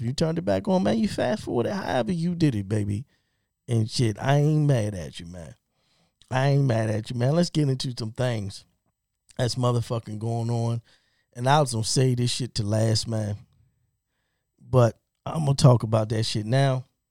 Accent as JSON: {"language": "English", "town": "Baltimore", "region": "Maryland", "country": "United States", "tie": "born or raised there", "said": "I'm from Baltimore, born and raised."}